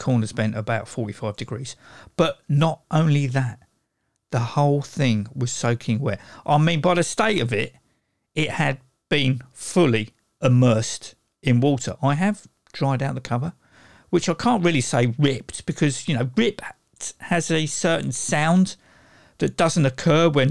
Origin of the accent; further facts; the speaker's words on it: United Kingdom; I'm British